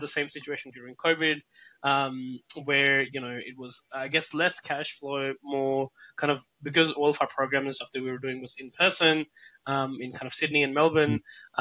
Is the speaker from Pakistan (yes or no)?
yes; Pakistan; moved away as an adult; now in Australia; I'm originally from Pakistan